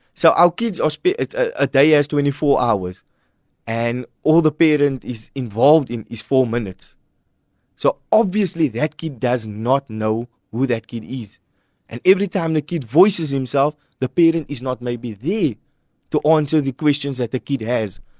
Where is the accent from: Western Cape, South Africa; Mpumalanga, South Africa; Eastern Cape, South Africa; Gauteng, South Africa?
Western Cape, South Africa; Cape Town; our church that I grew up in is in Hanover Park